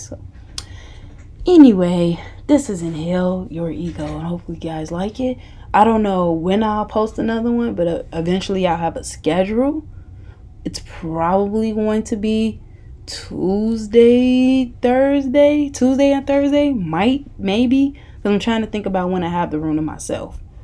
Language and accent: English; Chicago, Illinois, United States; moved away; I went to Kenwood, um, Kenwood Academy High School in Hyde Park, Illinois. It's in the Chicago, somewhat area.